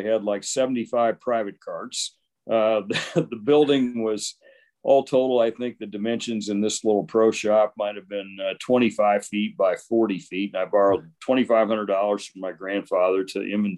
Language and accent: English; Logansport, Indiana, United States; in my hometown of Logansport, Indiana